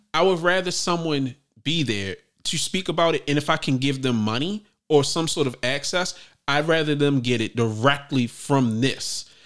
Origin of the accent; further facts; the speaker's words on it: Baltimore, Maryland, United States; I was born in West Baltimore